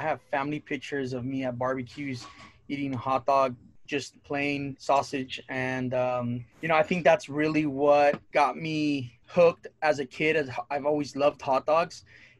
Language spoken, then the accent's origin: English; Santa Barbara, California, United States; It used to be an arcade spot behind 7-Eleven out in Goleta by Dos Pueblos High School.